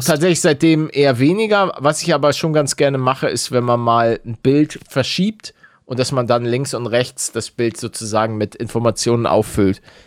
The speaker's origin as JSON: {"language": "German", "region": "Hamburg", "country": "Germany", "tie": "born or raised there", "said": "als gebürtiger Hamburger"}